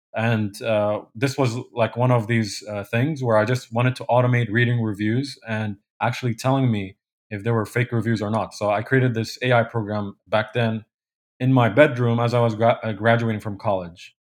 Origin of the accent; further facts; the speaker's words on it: Kuwait; moved away as an adult; also born or lived in Poland; now in New Jersey, United States; I grew up in, uh, Kuwait.